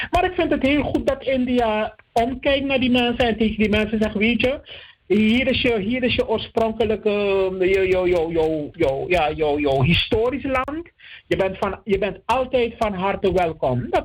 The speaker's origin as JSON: {"language": "Dutch", "country": "Netherlands", "said": "ik ben ook onder jurisdictie van de Nederlandse wet als Nederlander."}